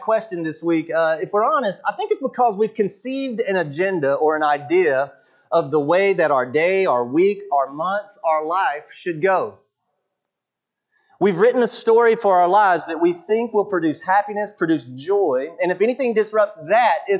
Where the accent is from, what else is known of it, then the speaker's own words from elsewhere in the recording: Buford, Georgia, United States; I grew up in Buford, Georgia, Southern Fried Christianity